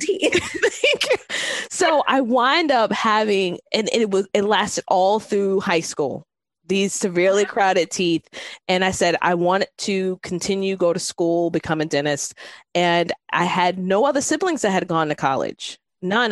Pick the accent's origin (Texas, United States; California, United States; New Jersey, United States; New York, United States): New York, United States; New York City; I'm from New York City